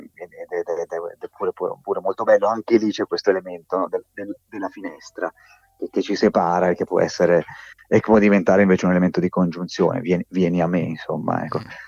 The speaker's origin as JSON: {"language": "Italian", "region": "Tuscany", "country": "Italy", "said": "io di, di qui sono"}